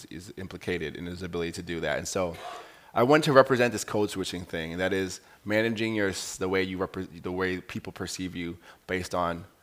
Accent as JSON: {"language": "English", "town": "Cape Town", "region": "Western Cape", "country": "South Africa", "said": "I'm coming from Cape Town, South Africa."}